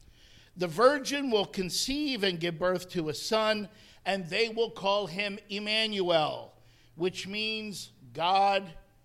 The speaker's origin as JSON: {"language": "English", "region": "New Jersey", "country": "United States", "tie": "born or raised there", "also_born_or_lived": "Connecticut", "moved": "as an adult", "said": "I actually was ministering for 40 years in Connecticut, but I am from New Jersey. I grew up there."}